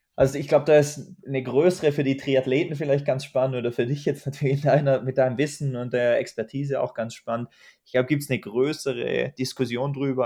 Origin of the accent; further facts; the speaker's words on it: Germany; Ich sitze ja nicht umsonst als Deutscher in Deutschland